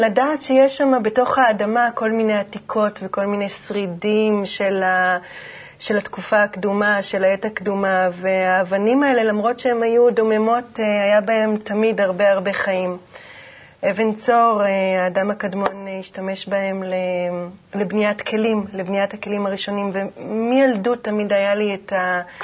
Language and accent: Hebrew; Jezreel Valley, Northern District, Israel; גדלתי בעמק יזרעאל